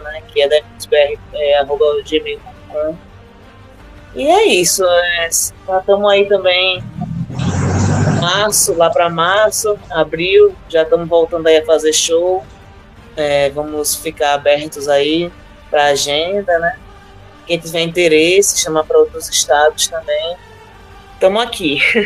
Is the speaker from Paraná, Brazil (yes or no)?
no; Natal, Rio Grande do Norte, Brazil; somos nordestinas, natalenses